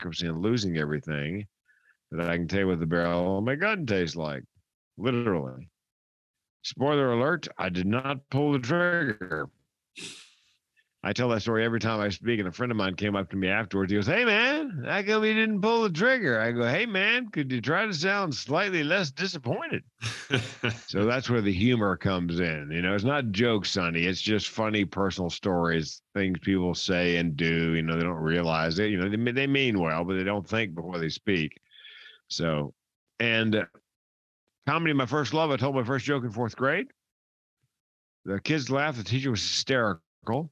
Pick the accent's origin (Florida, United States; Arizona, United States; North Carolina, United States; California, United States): North Carolina, United States; Raleigh; moved away; I'm from Raleigh, North Carolina originally